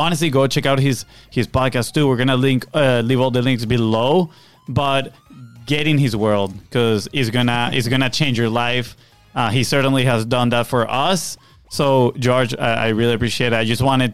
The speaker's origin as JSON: {"language": "English", "country": "Venezuela", "tie": "born or raised there", "moved": "yes", "lives_now": "United States", "said": "I have this group of friends that we grew up together back in Venezuela"}